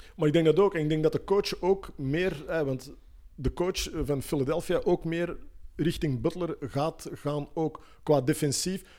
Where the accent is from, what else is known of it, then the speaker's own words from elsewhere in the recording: Antwerp, Flanders, Belgium; bij ons in Antwerpen